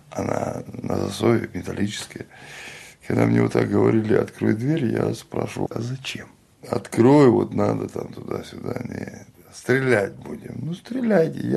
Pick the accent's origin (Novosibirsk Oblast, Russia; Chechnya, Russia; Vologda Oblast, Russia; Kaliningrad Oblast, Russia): Chechnya, Russia; говорю им, я чеченец.